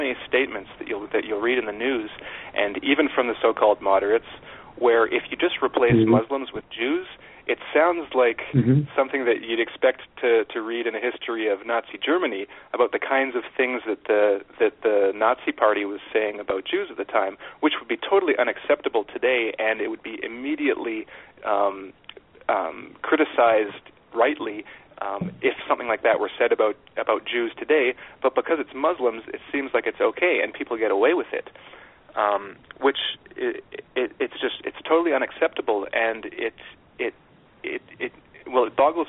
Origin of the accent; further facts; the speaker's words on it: Canada; I didn't have an extensive education on American politics growing up in Canada.